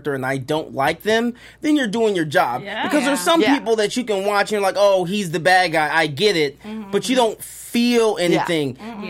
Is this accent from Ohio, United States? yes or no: yes; Columbus, Ohio, United States; moved away as an adult; also born or lived in Japan; now in California, United States; I grew up in Columbus, Ohio